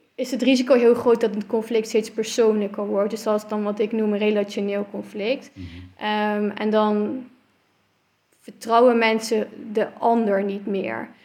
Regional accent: Netherlands; also born or lived in Belgium; ik kwam daar als Nederlander

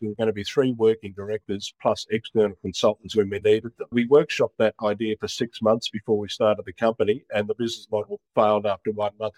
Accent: Brisbane, Queensland, Australia; also born or lived in Sydney / Rockhampton; I was born in Brisbane. I was born about a kilometre from where I now live.

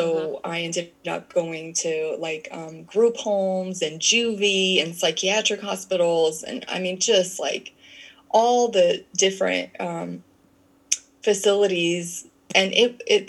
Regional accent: Canada; moved away; also born or lived in United States; I'm Canadian. So my mom had sent me back to Canada, because she was living in the United States

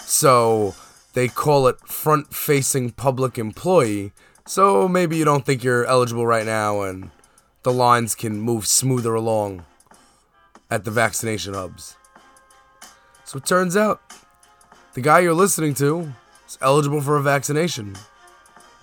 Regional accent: New York City, New York, United States; as a New Yorker

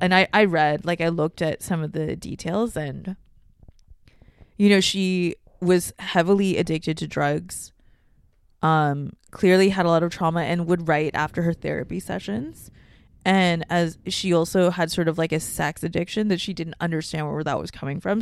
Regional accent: Hong Kong; moved away; also born or lived in Singapore; I spent my time growing up in Hong Kong, like, half my life

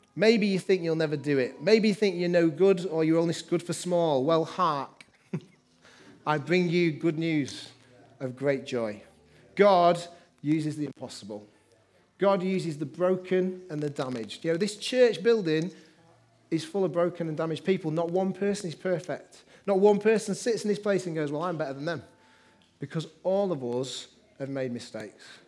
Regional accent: Manchester, North West England, United Kingdom; also born or lived in Liverpool; I grew up in Manchester

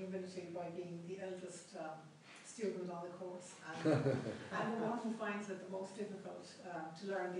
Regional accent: Ireland; I'm from Ireland.

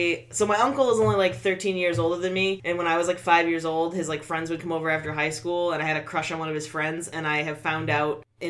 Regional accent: New Hampshire, United States; accent: New Hampshire; moved away as an adult; now in Massachusetts, United States; I'm a transplant from New Hampshire.

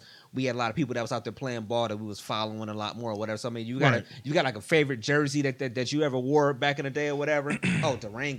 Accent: East Cleveland, Ohio, United States; I mean, for us, we grew up in East Cleveland, you know, so we went to Shaw with the dress code

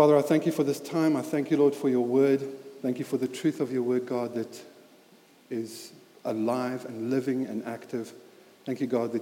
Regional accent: Highveld, South Africa; moved away; as you can hear from my accent, I grew up in South Africa

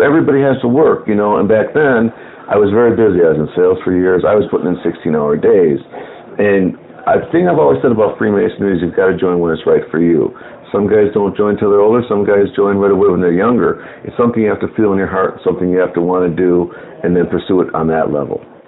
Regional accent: Skokie, Illinois, United States; now in Phoenix, United States; I'm from Chicago

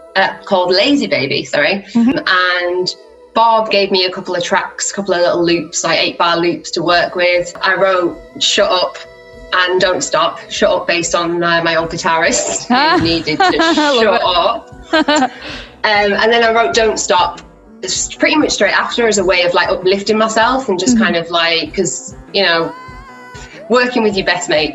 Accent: Teesside, North East England, United Kingdom; moved away as an adult; now in Leeds, United Kingdom; I'm originally from Teesside in the northeast of England, but I moved to Leeds for music college

